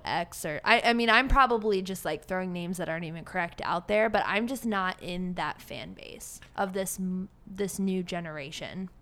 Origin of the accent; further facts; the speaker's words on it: Cleveland, Ohio, United States; moved away as an adult; now in Austin, United States; I grew up in Cleveland, four four oh, two one six